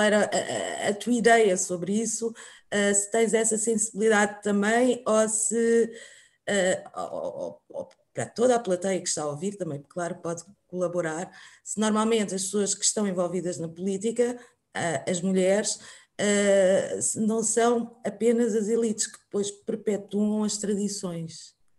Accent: Angola; também sou angolana

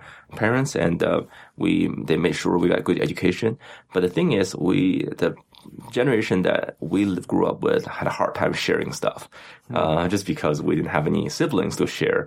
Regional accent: Beijing, China; moved away; I grew up in Beijing, China.

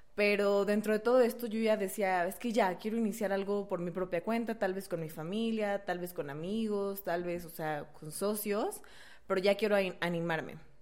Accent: Mexico; moved away; also born or lived in Brazil; uno como buen mexicano, vivía en Brasil

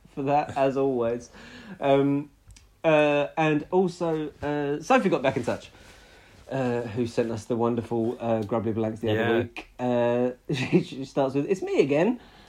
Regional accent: Portsmouth, South East England, United Kingdom; I'm from Portsmouth and it's pretty much used daily here whenever someone's moaning about something.

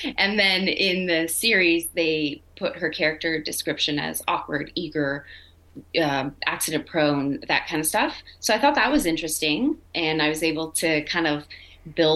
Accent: Quebec, Canada; moved away; I got to go back to my hometown

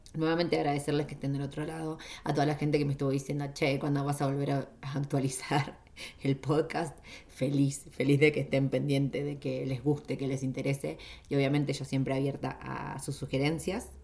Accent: Junín, Buenos Aires Province, Argentina; moved away as an adult; Junín, que es donde yo nací en Argentina

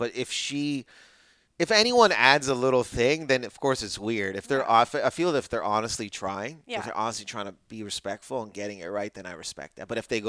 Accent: Windsor, Ontario, Canada; I grew up in Windsor, Ontario, which is in Canada, and my parents, they moved separately. Like, they didn't meet in Lebanon. They met in Canada.

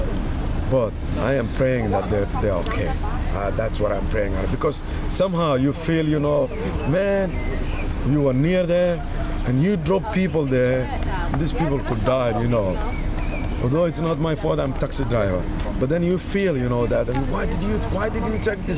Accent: Somalia; now in Manchester, United Kingdom; I'm from Somalia.

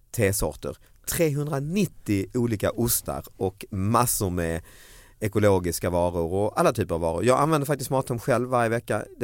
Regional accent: Falkenberg, Halland County, Sweden; also born or lived in Halmstad; jag är ursprungligen från Falkenberg men jag mm, Halmstad.

